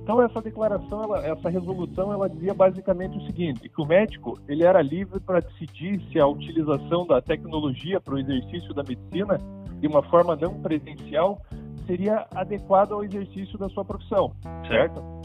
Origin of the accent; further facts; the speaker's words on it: Brazil; como bons brasileiros né, que somos